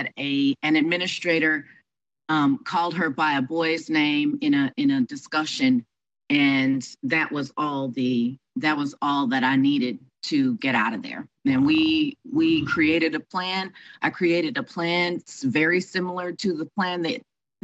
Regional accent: Houston, Texas, United States; moved away; my hometown of Houston, Texas, to be with my family

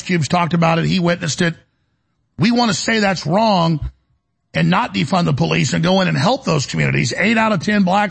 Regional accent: Dallas, Texas, United States; I'm from Dallas

